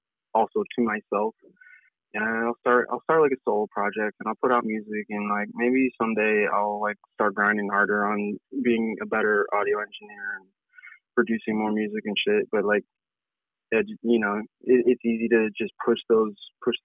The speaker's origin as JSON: {"language": "English", "town": "Auburn", "region": "New York", "country": "United States", "also_born_or_lived": "Port Byron, New York", "moved": "as an adult", "lives_now": "Syracuse, United States", "said": "I'm from Auburn, New York."}